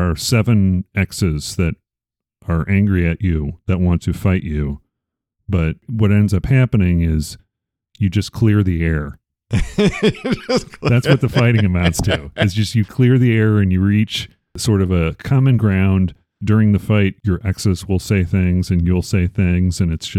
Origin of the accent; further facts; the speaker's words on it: Arizona, United States; Growing up in Arizona